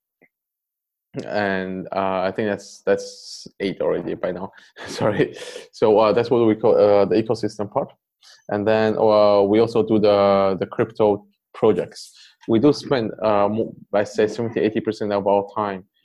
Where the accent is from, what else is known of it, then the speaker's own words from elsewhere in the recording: Poland; also born or lived in Taiwan / Canada; I grew up in Poland